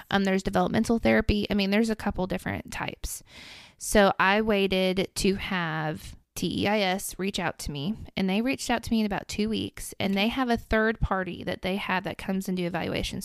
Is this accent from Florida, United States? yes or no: no; Middle Tennessee, United States; I'm from Middle Tennessee, grown up from here.